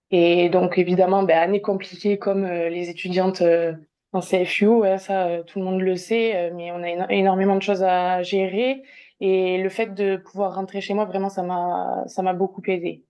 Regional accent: south-west France, France; also born or lived in Liège, Belgium / Bordeaux; je suis originaire euh, du sud-ouest de la France. Euh, j'habite euh, tout près d'Agen

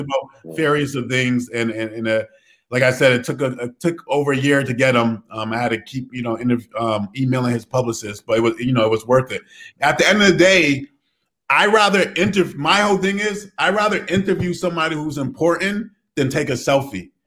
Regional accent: Connecticut, United States; also born or lived in Providence, Rhode Island

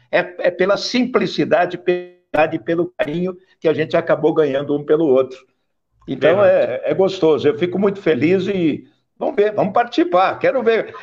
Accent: São Paulo, Brazil; Eu sou caipira do interior

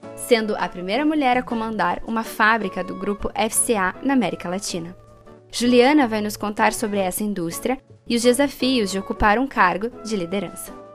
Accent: Curitiba, Paraná, Brazil; moved away as an adult; now in Paris, France; sou curitibana, mas atualmente eu moro em Paris

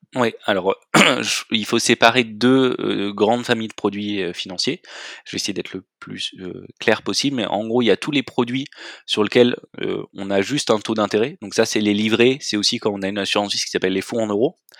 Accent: Marseille, Provence-Alpes-Côte d'Azur, France; also born or lived in Belgium; je suis originaire de Marseille

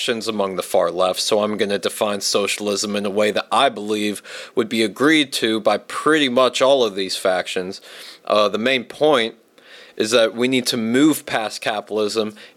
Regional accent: Virginia, United States; I'm from Virginia, from a military family

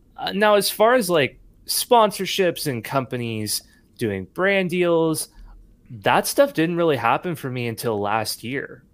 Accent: Nashville, Tennessee, United States; born or raised there; also born or lived in San Jose, California

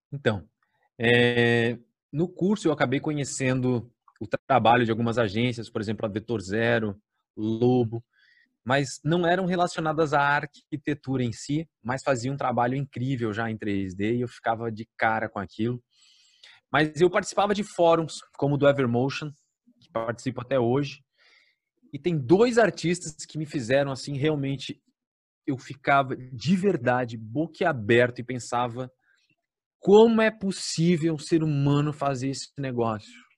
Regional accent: Blumenau, Santa Catarina, Brazil; aqui em Blumenau, na minha cidade

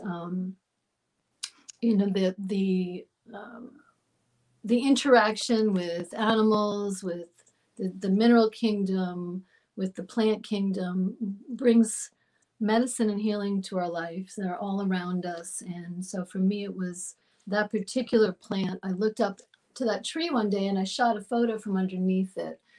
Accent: Long Island, New York, United States; I was born in New York and I grew up in New York um, out on Long Island by the water.

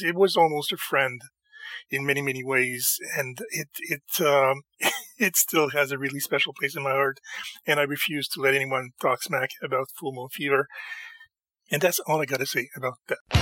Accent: Canada

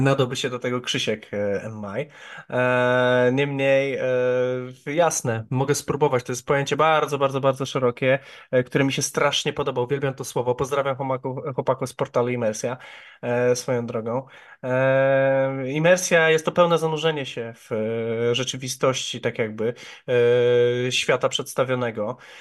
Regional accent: Ujście, Greater Poland, Poland; also born or lived in Poznań; w Ujściu, czyli w mojej rodzinnej miejscowości

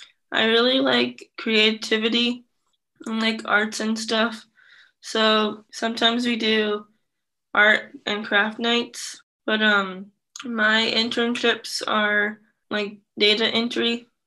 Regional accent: Vietnam; now in United States; I'm adopted from Vietnam, and I'm also in the Iowa LEND program and ER Reach program.

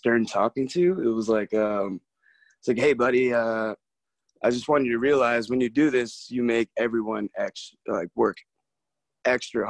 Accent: Baltimore, Maryland, United States; moved away as an adult; now in Denver, United States; We're originally from Baltimore, Maryland, over on the East Coast. And after high school, I came straight out here.

